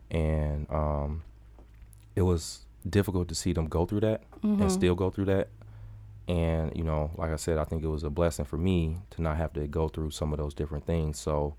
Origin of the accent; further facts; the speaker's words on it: Milwaukee, Wisconsin, United States; Man, so I'm born and raised in Milwaukee.